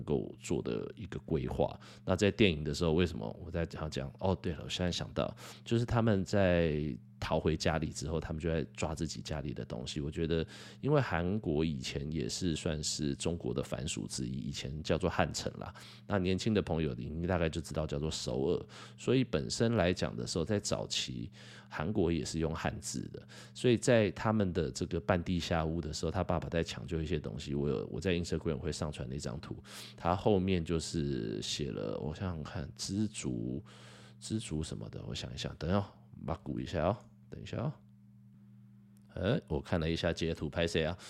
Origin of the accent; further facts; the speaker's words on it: Taiwan; 我很庆幸我是生在台湾啦